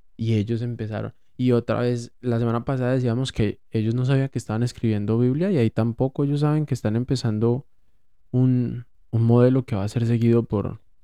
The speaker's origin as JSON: {"language": "Spanish", "country": "Colombia"}